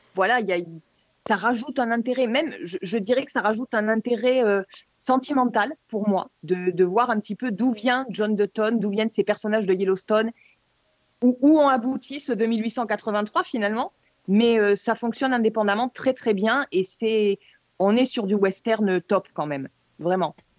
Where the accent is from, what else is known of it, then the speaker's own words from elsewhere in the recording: France; chez nous en France